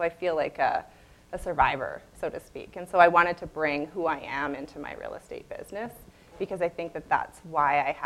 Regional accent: Chestermere, Alberta, Canada; I grew up in Chestermere, which at the time was tiny

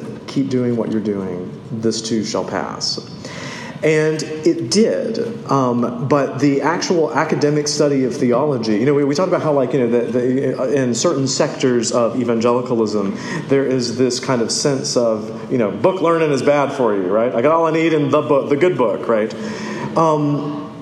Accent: the South, United States; growing up in the South, Jesus was always part of everything

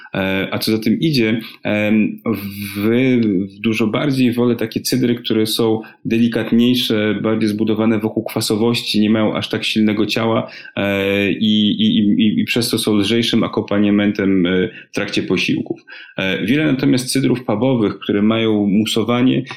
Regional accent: Warsaw, Masovian Voivodeship, Poland; moved away as an adult; jesteśmy z Warszawy

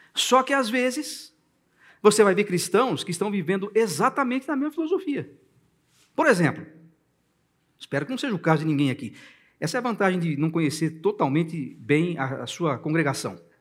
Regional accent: Brazil; Eu sou brasileiro, eu amo esse país

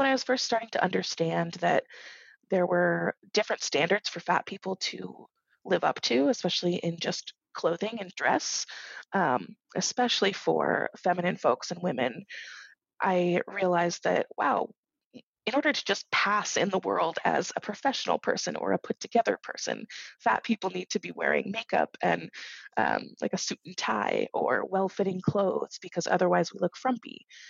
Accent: Massachusetts, United States; now in Kansas, United States; I was coming from Massachusetts and specifically Western Massachusetts, so not Boston, in the middle of nowhere, really.

